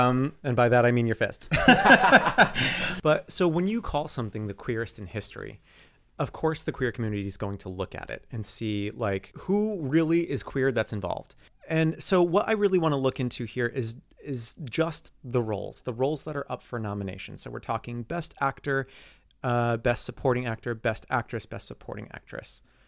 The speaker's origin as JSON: {"language": "English", "country": "Canada", "said": "I'm from Canada. I didn't know that, eh?"}